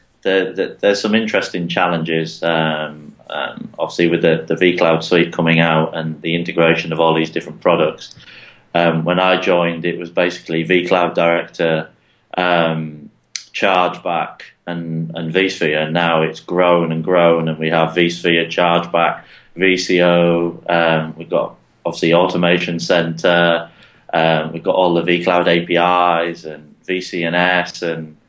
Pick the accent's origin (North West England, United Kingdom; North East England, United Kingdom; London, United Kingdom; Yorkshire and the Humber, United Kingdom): North East England, United Kingdom; Middlesbrough; moved away as an adult; now in Palo Alto, United States; Hail from Mike's neck of the woods up in Middlesbrough in the northeast of England, hence my tragic accent